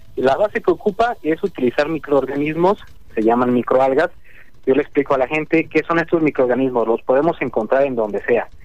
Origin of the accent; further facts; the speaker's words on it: Mexico; aquí en mi, en mi país en México